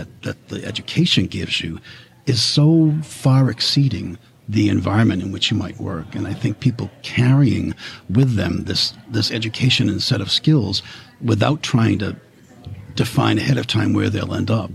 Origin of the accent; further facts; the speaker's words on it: Boston, Massachusetts, United States; moved away as an adult; now in New York, United States; I'm from Boston